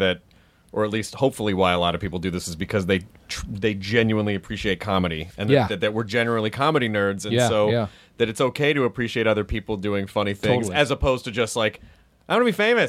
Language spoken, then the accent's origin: English; Louisville, Kentucky, United States; born there; Oh, I was born in Louisville, Kentucky. My mother said I was adorable.